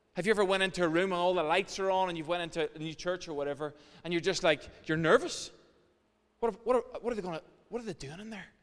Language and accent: English; Ireland; as Irish people